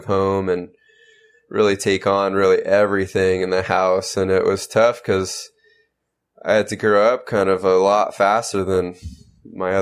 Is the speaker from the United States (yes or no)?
yes; San Diego, California, United States; I was born and raised in San Diego, California.